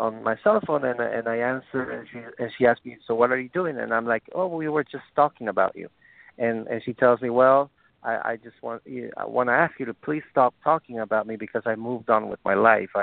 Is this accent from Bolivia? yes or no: yes; Bolivia; It's my dad was born in Poland, but I was born in Bolivia